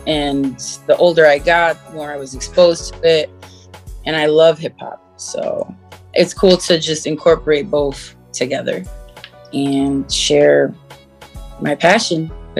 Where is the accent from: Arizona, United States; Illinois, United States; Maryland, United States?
Illinois, United States; Chicago; now in Connecticut, United States; I was born in Chicago. And now we're living in CT. Good old country.